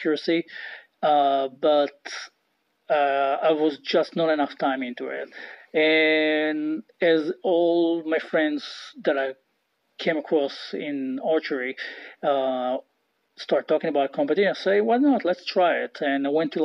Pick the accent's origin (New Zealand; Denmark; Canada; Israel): Israel; moved away; I grew up in Israel